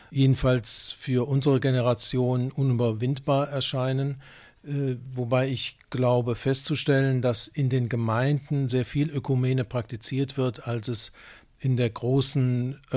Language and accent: German; Aachen, North Rhine-Westphalia, Germany; born there; ich bin 1948 in Aachen geboren